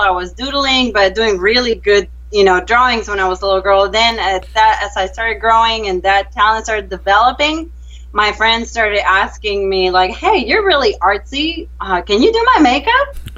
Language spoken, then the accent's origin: English; Venezuela; moved away as an adult; now in Texas, United States; Well, I am originally from Venezuela. I've been here in the U.S. for 10 years